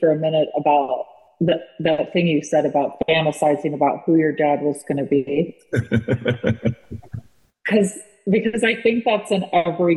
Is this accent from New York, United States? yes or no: no; California, United States; also born or lived in Los Angeles area; And we were from the West Coast and I was born in California.